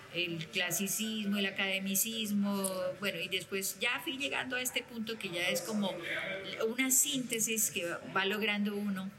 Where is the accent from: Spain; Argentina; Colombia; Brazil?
Colombia; Bucaramanga, Santander; nací en Bucaramanga